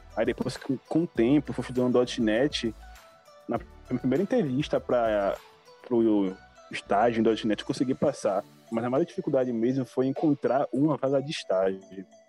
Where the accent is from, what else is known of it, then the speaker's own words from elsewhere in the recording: Salvador, Bahia, Brazil; sou brasileiro, sou de Salvador, Bahia